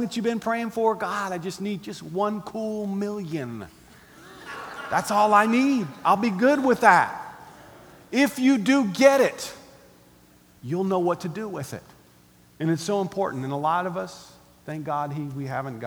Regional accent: United States; we're Americans

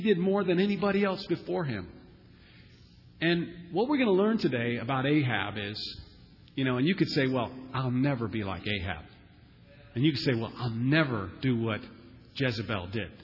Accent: United States; us Americans

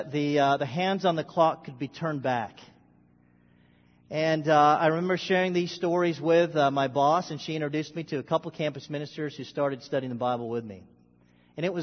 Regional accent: Philippines; I was born Filipino. I've always been Filipino. And I'm still Filipino.

